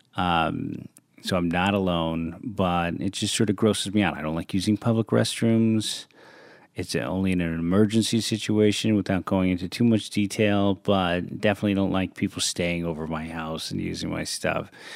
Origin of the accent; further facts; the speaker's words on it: San Francisco, California, United States; moved away; Played a lot of street football growing up in San Francisco